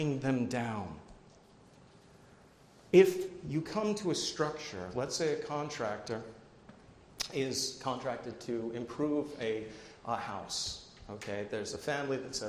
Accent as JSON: {"language": "English", "region": "New Jersey", "country": "United States", "said": "I'm from New Jersey too"}